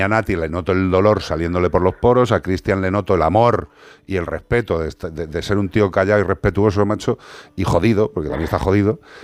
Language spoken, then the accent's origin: Spanish; Ourense, Galicia, Spain; en Ourense, en mi tierra.